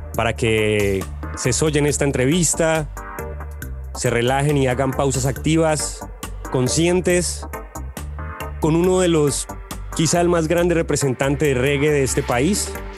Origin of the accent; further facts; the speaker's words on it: Colombia; nuestra historia como colombianos